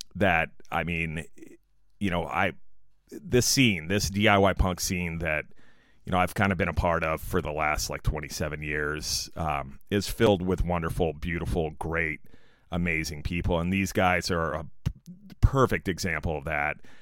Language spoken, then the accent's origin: English; San Diego, California, United States; San Diego, California, my hometown